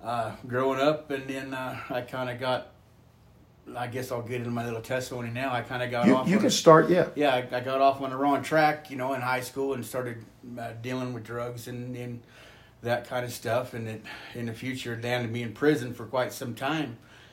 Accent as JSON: {"language": "English", "region": "Northern California", "country": "United States", "moved": "as an adult", "lives_now": "South Dakota, United States", "said": "I'm from Northern California and come from a praying family, or somewhat a praying family. My great-grandma and grandpa were good holiness people. My grandma was a good holiness people."}